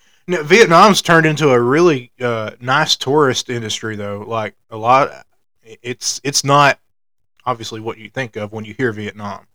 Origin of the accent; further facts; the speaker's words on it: Alabama, United States; I grew up on the Braves like everybody else in the state of Alabama